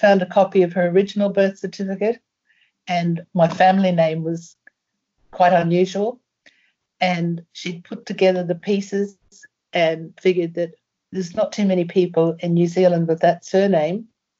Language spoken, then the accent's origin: English; Ireland; born there; also born or lived in Brisbane / England / Germany; Brisbane, and I had been in England, and I lived in Germany, and I travelled, and, you know, God knows, I was born in Ireland, you know, so God knows where I could have been